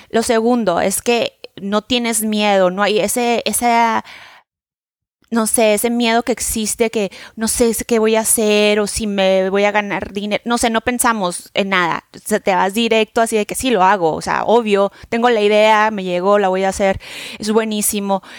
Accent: Mexico; now in New York, United States; vivo en Nueva York, soy de México

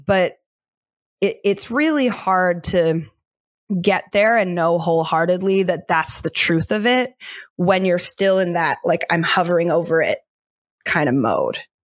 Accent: Delaware, United States; moved away as an adult; also born or lived in New York City; I was born and raised in Delaware

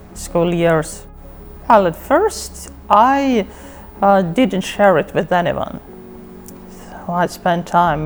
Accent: Russia; I'm from Russia

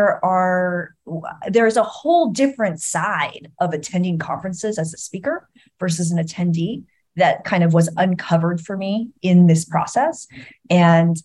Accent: San Diego, California, United States; I grew up in San Diego

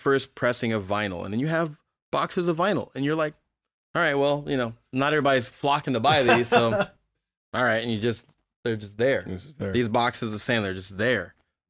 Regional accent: Berkeley, California, United States; also born or lived in Oakland; Born and raised in Berkeley, Berkeley and Oakland.

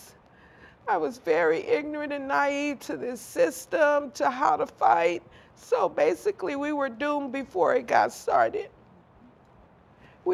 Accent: Compton, California, United States; growing up in Compton

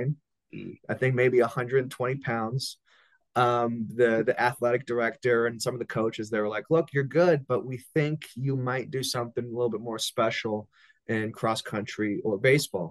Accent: Las Vegas, Nevada, United States; growing up in Las Vegas, you know, we have pretty great weather year round.

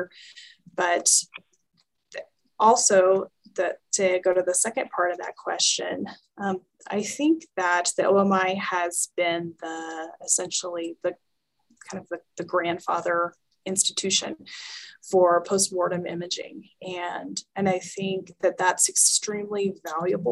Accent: the South, United States; accent: Southern; moved away as an adult; also born or lived in Georgia; now in Albuquerque, United States; my Southern accent was really cute

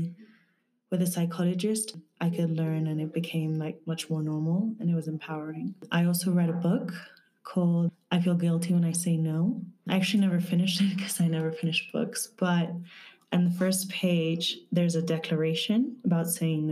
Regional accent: Madrid, Community of Madrid, Spain; I'm from Madrid, Spain

